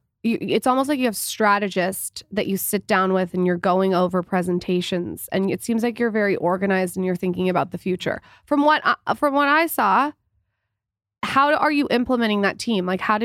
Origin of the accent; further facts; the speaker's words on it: San Diego, California, United States; now in Los Angeles, United States; I'm from San Diego, and when I moved up